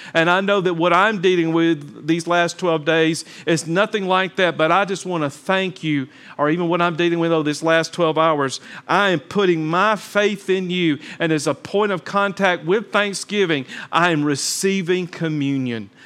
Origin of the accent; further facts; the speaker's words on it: Talladega, Alabama, United States; I'm from Talladega, Alabama